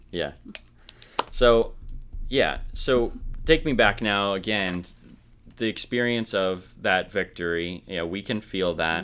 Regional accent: rural Minnesota, United States; I grew up in rural Minnesota

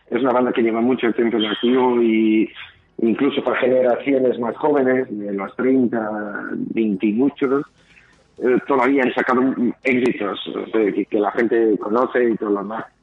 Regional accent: Portugal; now in Bilbao, Spain; yo estaba recién llegando de Bilbao, que yo soy de Portugal

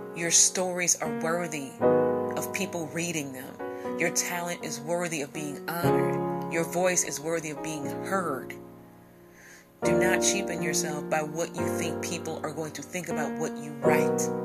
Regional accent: Midwest, United States; in my hometown in my section of the world here in the Midwest

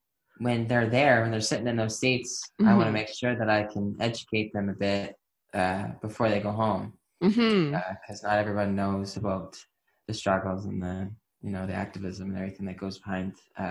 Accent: Hamilton, Ontario, Canada; moved away; also born or lived in Maritime provinces; I grew up in Hamilton

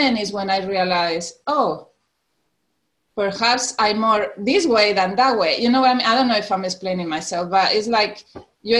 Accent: Tenerife, Canary Islands, Spain; moved away as an adult; now in Alabama, United States; So I'm from Spain. I was born in an island, Tenerife, in the Canary Islands

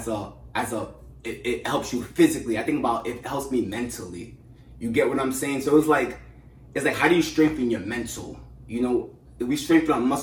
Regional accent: New York City, New York, United States; born and raised in Brooklyn

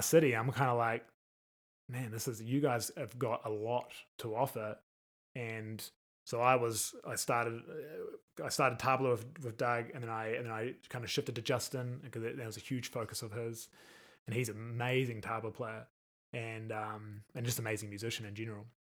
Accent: New Zealand; moved away as an adult; now in Las Vegas, United States; being a New Zealander

